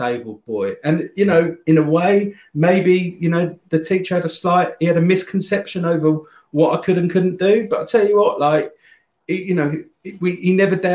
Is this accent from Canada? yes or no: no; Ashford, South East England, United Kingdom; also born or lived in Croydon; I was born in Croydon, and we lived there up until I was kind of, I think I was about three or something, and then mum and dad, my dad moved to Ashford in Kent